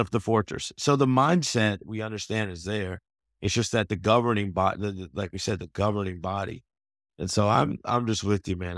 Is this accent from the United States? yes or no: yes; Atlanta, Georgia, United States; I'm from Atlanta